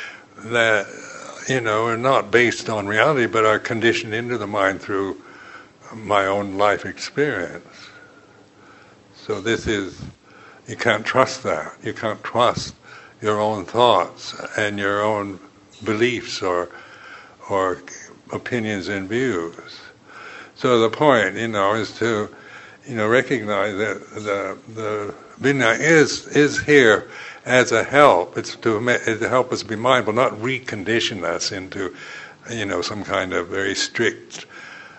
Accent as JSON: {"language": "English", "country": "United States", "said": "being American"}